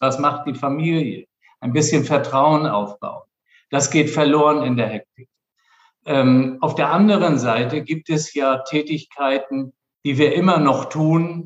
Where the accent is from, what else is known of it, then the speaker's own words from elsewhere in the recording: Flensburg, Schleswig-Holstein, Germany; also born or lived in Kiel; geboren in Flensburg und zwar im Jahr 1958, also schon lange zurück. Und dann habe ich meine Kindheit in Flensburg verbracht